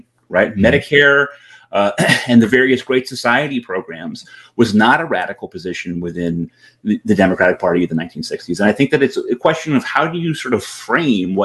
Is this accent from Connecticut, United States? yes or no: yes; Connecticut, United States; I live in Connecticut, right? I'm from Connecticut originally